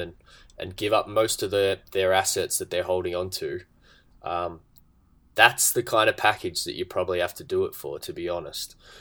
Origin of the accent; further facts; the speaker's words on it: Australia; being an Australian